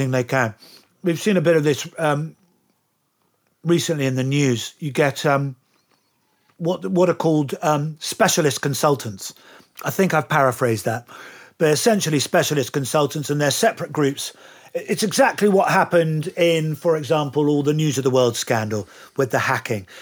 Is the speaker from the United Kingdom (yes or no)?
yes; United Kingdom; accent: English; being a Brit